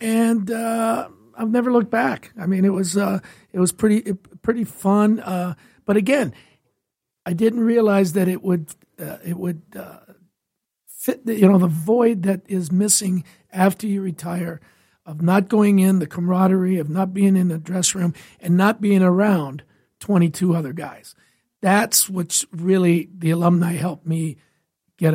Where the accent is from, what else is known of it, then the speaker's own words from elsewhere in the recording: Windsor, Ontario, Canada; moved away as an adult; now in Detroit, United States; I'm originally from Windsor, Ontario